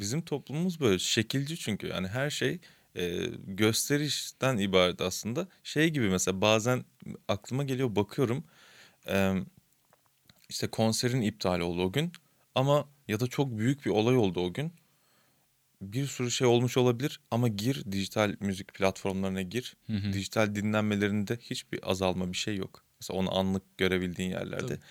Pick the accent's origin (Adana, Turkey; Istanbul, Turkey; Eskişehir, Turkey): Istanbul, Turkey; ben de işte Kasımpaşa'da büyüdüm.